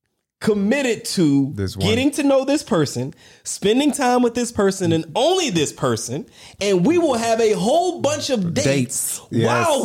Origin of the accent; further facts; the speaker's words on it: Georgia, United States; I'm from Georgia.